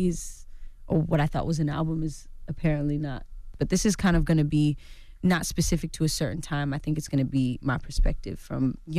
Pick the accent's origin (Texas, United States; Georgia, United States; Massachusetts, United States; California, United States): California, United States; Well, I'm from the Bay Area.